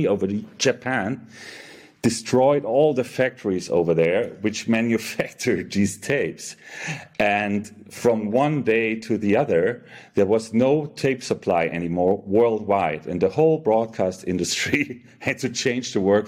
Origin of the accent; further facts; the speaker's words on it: Munich, Bavaria, Germany; also born or lived in Frankfurt, Germany; I was born and raised in Germany, in Munich